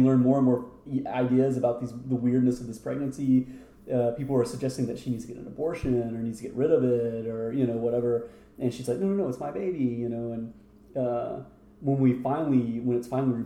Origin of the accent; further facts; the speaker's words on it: United States; me being an American